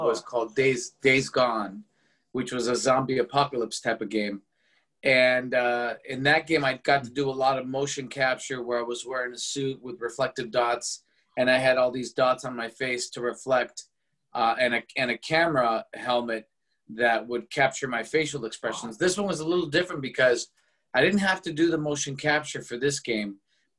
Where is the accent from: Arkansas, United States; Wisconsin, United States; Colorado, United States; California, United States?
California, United States; Los Angeles; I was born and raised in Los Angeles, California